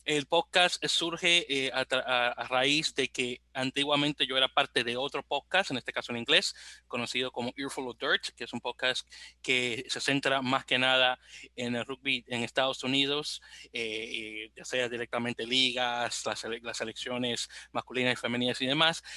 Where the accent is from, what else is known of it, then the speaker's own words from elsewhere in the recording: Santo Domingo, Dominican Republic; now in New York, United States; aunque vivo en la bella ciudad de Nueva York, soy originario de Santo Domingo de Guzmán, República Dominicana